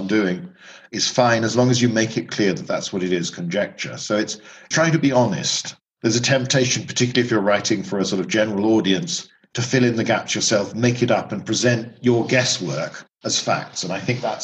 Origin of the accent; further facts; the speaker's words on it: United Kingdom; growing up in Britain